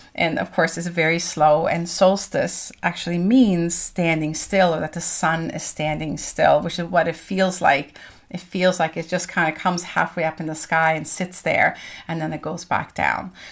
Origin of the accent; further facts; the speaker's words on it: Norway; moved away; I'm from Norway